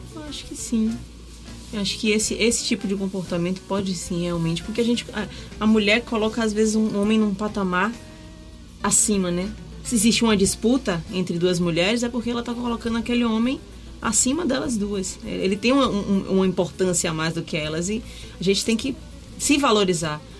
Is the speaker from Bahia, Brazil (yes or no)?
yes; Salvador, Bahia, Brazil; eu sou nativa de Itapuã, né? Nasci em Itapuã, moro na mesma casa desde que eu nasci